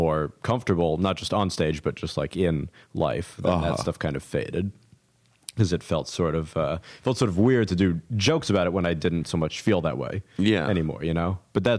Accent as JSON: {"language": "English", "town": "New York City", "region": "New York", "country": "United States", "also_born_or_lived": "Chicago", "said": "I'm from New York, and so then I moved back to New York right after I finished school"}